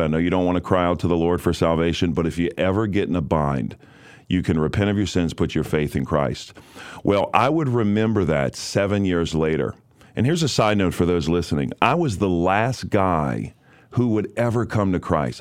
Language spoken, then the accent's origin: English; New Orleans, Louisiana, United States; I was raised in New Orleans, Louisiana